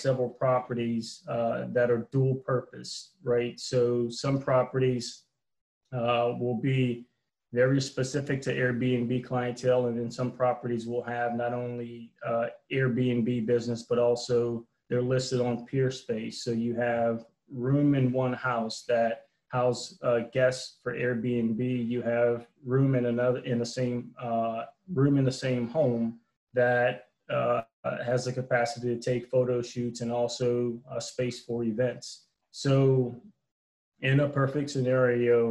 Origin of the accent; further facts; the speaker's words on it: New Orleans, Louisiana, United States; I'm originally from New Orleans, active duty military